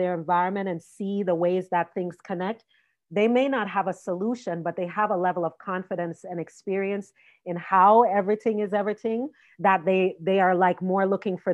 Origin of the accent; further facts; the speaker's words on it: Jamaica; I'm Jamaican